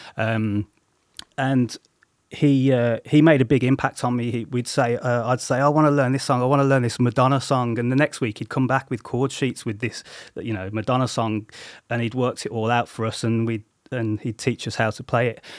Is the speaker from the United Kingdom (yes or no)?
yes; Coventry, West Midlands, United Kingdom; also born or lived in Solihull; I grew up in Coventry